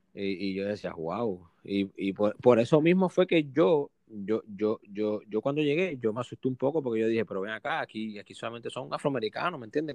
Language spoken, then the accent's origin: Spanish; Puerto Rico; also born or lived in Mississippi, United States / San Luis Potosí, Mexico; soy de Puerto Rico